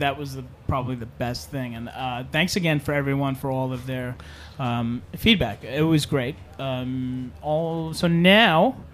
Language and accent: English; New York City, New York, United States; moved away; I'm originally from Staten Island